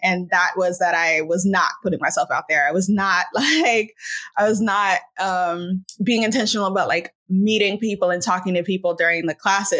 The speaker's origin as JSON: {"language": "English", "country": "United States", "tie": "born there", "said": "I am an American. I was born in America. I've moved around a ton, but I was born in America. My family is Haitian. So I'm a first generation American."}